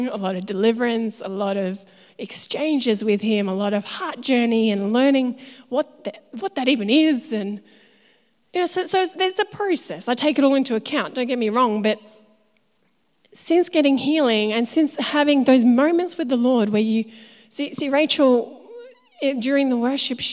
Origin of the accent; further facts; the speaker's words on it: Tasmania, Australia; moved away as an adult; I'm from Tassie originally